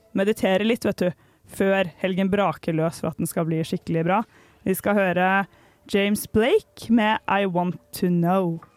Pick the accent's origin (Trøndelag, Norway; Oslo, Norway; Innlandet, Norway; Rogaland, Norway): Oslo, Norway; moved away as an adult; now in Trondheim, Norway; jeg er hjemme i Oslo